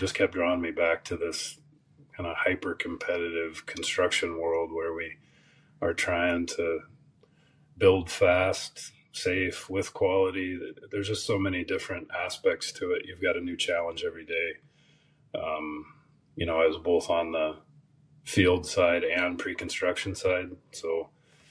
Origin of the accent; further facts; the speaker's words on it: Olympic Peninsula, Washington, United States; moved away as an adult; also born or lived in Ellensburg, Washington; now in Texas, United States; I grew up on the Olympic Peninsula in Washington State.